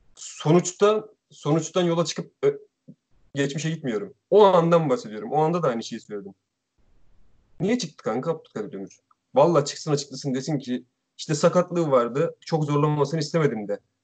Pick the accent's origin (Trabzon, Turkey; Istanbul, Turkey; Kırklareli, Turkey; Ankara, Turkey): Trabzon, Turkey; Araklı; Gerçi ben de Araklıyım